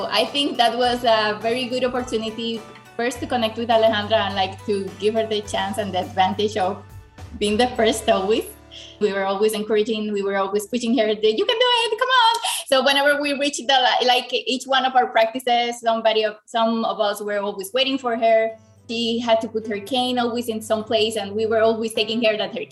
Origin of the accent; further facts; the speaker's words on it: Dominican Republic; I am from the Dominican Republic.